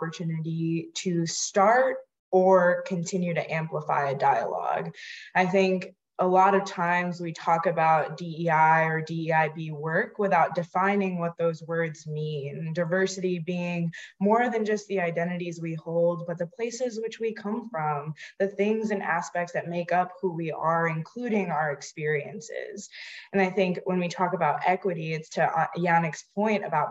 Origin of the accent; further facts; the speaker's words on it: New York, United States; also born or lived in Hyderabad, India / Western Massachusetts; My family and I immigrated to the United States when I was 7. And so I was born in India, born in Hyderabad, and I grew up in immigrant communities in New York